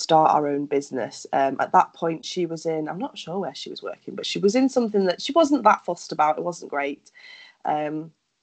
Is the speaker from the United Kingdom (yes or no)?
yes; Lancashire, North West England, United Kingdom; also born or lived in Cyprus; now in Yorkshire, United Kingdom; I spent the first 10 years of my life in Cyprus and then I moved back to England when I was 10. So since then, I'm actually from Lancashire